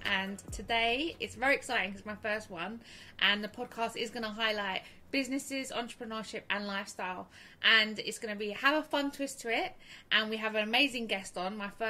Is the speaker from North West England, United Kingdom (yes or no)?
no; London, United Kingdom